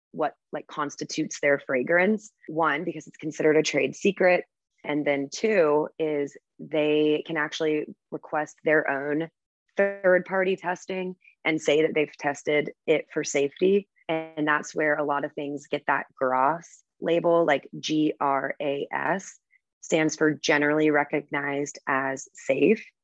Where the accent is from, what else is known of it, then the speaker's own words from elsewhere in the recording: United States; moved away as an adult; also born or lived in Virgin Islands / Cayman Islands; as an American